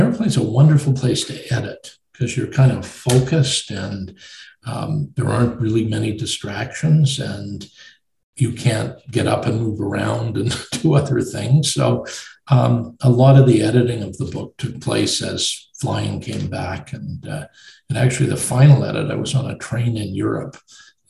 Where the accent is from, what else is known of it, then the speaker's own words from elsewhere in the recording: Winnipeg, Manitoba, Canada; now in Toronto, Canada; my hometown of Winnipeg